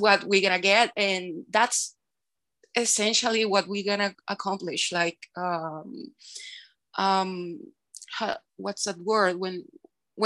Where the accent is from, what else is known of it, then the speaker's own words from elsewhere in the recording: Caracas, Capital District, Venezuela; I'm from Venezuela. I'm from Caracas, Venezuela